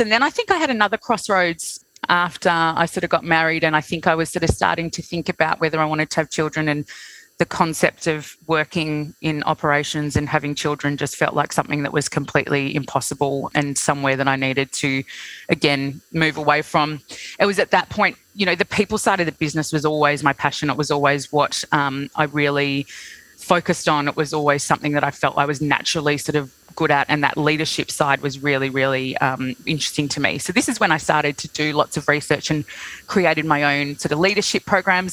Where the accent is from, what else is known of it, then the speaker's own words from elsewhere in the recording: Sydney, New South Wales, Australia; moved away as an adult; also born or lived in London; now in Melbourne, Australia; I'm originally from Sydney